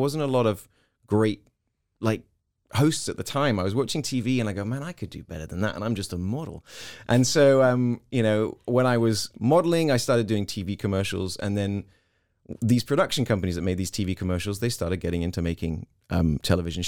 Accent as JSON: {"language": "English", "region": "South East England", "country": "United Kingdom", "tie": "born or raised there", "also_born_or_lived": "Hong Kong", "moved": "as an adult", "lives_now": "Texas, United States", "said": "I was born in Hong Kong. I moved when I was five to the UK, and then I sort of finished school. Up until 18, living in the southeast of England."}